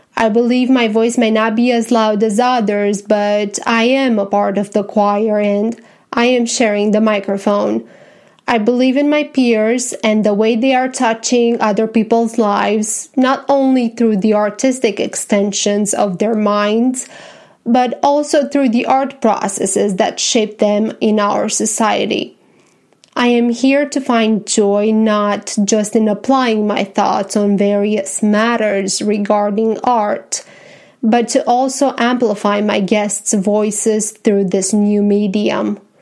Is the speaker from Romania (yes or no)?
yes; Romania; English is a second language; now in Tennessee, United States; I was born and raised in Romania and that now I am a happy American citizen living in Tennessee